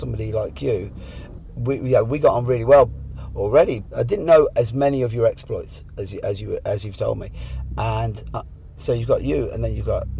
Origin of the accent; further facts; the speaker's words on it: Ireland; I'm from Ireland